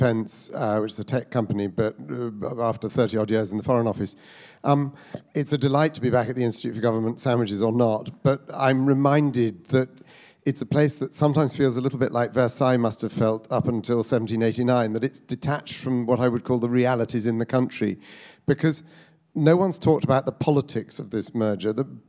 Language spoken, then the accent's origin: English; Devon, South West England, United Kingdom; I come from Devon, and I know that most people you meet in the pub down there would not see moving from 0.7% to 0.5% as a disaster.